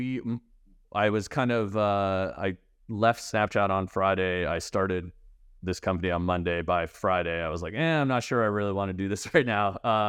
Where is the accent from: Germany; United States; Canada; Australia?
Canada; So I'm Canadian. I grew up kind of around Canada. I went to the University of Waterloo.